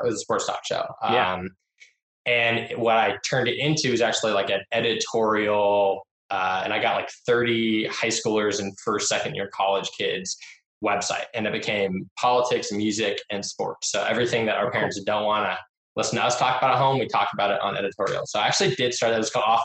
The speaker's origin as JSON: {"language": "English", "town": "Laguna Beach", "region": "California", "country": "United States", "tie": "born or raised there", "said": "I grew up in Laguna Beach, California. So Orange County kid, born and raised down there"}